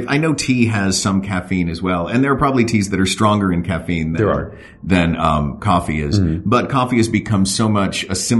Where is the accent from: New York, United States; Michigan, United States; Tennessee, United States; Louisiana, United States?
Tennessee, United States; Growing up in Tennessee, it was tough to find unsweetened tea.